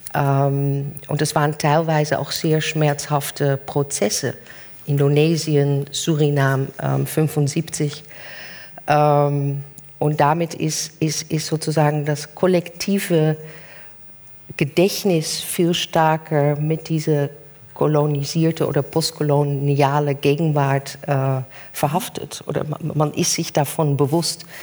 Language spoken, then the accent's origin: German; Netherlands; German is a second language; moved away; bin ich als Holländerin